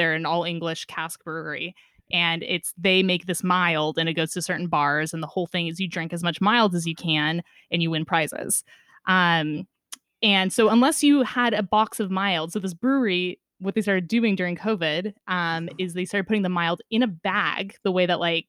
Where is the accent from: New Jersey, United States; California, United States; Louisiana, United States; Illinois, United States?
California, United States; Northern; I was very privileged to grow up in a beautiful area in Northern California. So we're really close to the beach too.